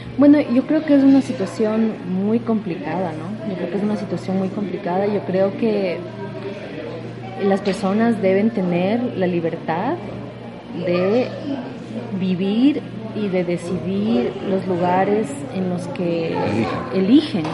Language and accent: Spanish; Quito, Pichincha, Ecuador; moved away as an adult; also born or lived in United States; now in Cuenca, Ecuador; soy de Quito